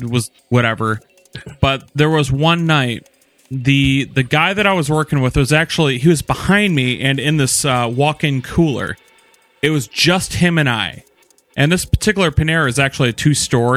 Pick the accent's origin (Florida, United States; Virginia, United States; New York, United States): Virginia, United States; Norfolk; now in West Michigan, United States; I was born in Virginia, Norfolk, Virginia, on April 3rd.